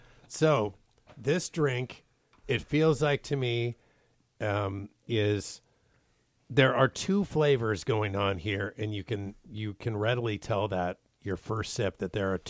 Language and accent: English; Spokane, Washington, United States; moved away; I grew up in Washington. Mm-hmm. And in Spokane, we loved all the Seattle teams.